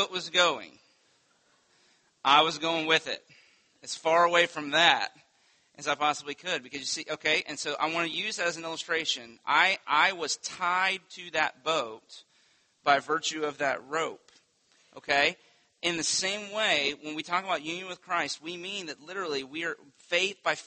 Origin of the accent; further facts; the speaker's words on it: Winter Haven, Florida, United States; When I was a kid, I grew up on Lake Eloise, on the south side of Lake Eloise